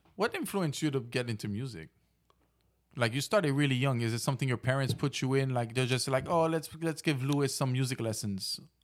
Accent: Haiti; growing up in Haiti

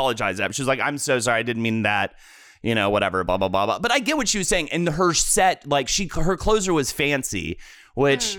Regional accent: New York, United States; as a New Yorker

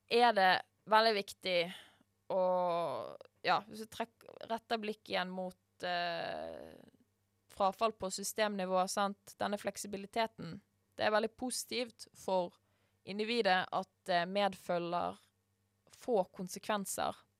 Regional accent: Norway; vi som nordmenn

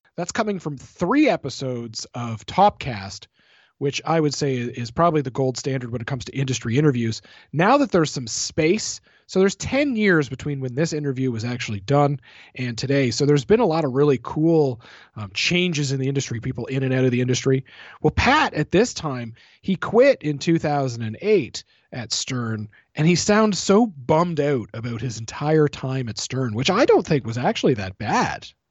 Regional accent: Canada; I'm Canadian

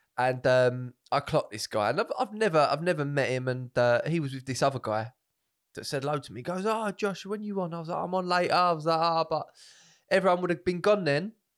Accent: Essex, East of England, United Kingdom; I'm from Essex

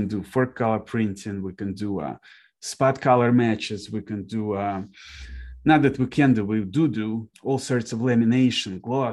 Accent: Kharkiv, Kharkiv Oblast, Ukraine; now in Detroit, United States; So I was born in Kharkiv, Ukraine myself

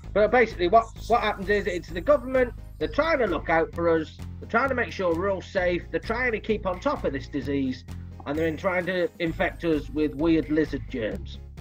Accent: Leeds, Yorkshire and the Humber, United Kingdom; I, am from Leeds, but my, my mother's family was just over the border

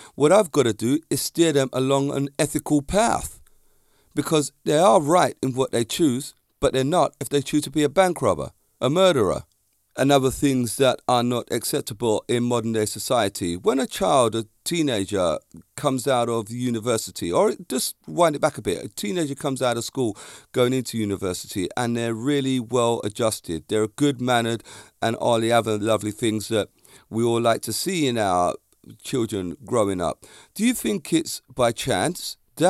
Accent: London, United Kingdom; I am so different to all the people that I grew up with around Stockwell, Clapham, and the Brixton area.

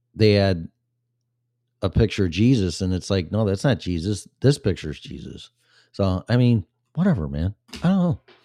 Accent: Illinois, United States; moved away; when I was in Illinois, my home state for Christmas with my family

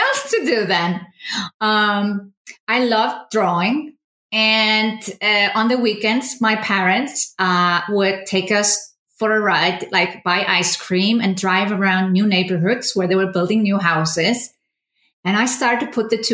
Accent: Iceland; moved away as an adult; also born or lived in Germany; I was born in Iceland, and I moved away 20 years old to study in Germany, architecture

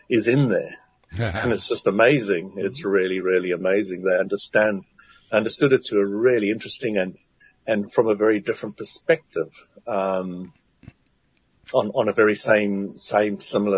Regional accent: South Africa; I was brought up in South Africa

